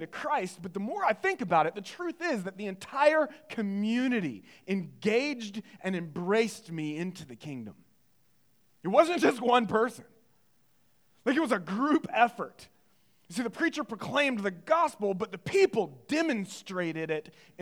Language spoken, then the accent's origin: English; Greenville, North Carolina, United States; I grew up in Greenville, North Carolina, in the eastern part of the state